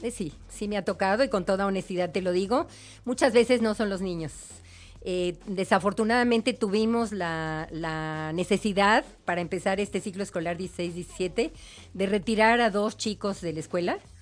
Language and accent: Spanish; Mexico; nuestra idiosincrasia mexicana